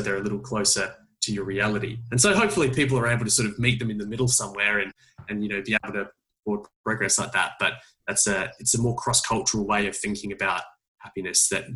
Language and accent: English; Adelaide, South Australia, Australia; moved away; my hometown of Adelaide, where I'm actually visiting at the moment, in my parents' front room